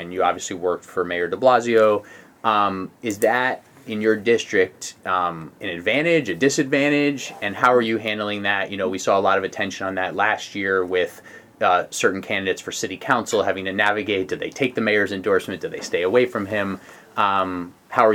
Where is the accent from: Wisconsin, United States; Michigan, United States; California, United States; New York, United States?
New York, United States; New York City; I am from Queens